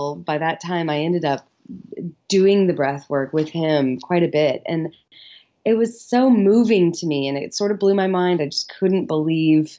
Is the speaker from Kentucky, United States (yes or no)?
yes; Louisville, Kentucky, United States; also born or lived in Chicago / Los Angeles; I grew up here in Louisville, Kentucky, and I went to school in Chicago